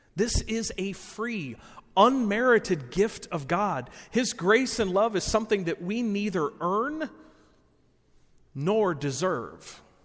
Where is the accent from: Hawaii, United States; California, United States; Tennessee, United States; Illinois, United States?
Illinois, United States; Rockford; I was born and raised in Rockford